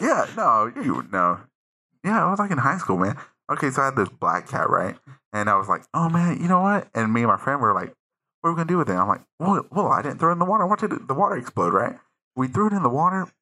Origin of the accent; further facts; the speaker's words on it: United States; I was born here in the United States